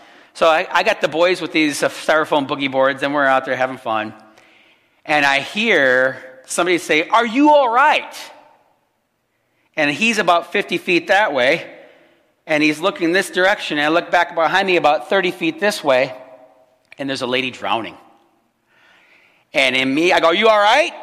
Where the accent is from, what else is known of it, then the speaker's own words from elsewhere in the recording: Illinois, United States; moved away; also born or lived in Chicago; Here we are, three people that were actually born and raised in Illinois